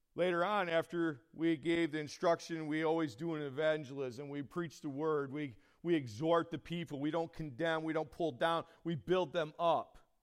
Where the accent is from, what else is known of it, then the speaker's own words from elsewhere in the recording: Horseheads, New York, United States; I'm from the Horseheads area.